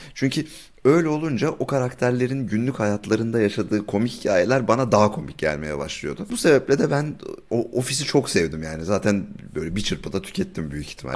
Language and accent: Turkish; Turkey; Biz Türk'üz